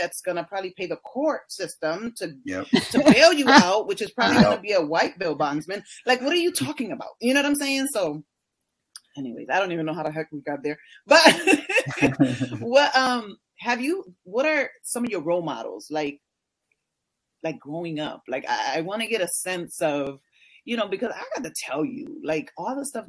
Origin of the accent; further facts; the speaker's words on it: Hartford, Connecticut, United States; I'm from the North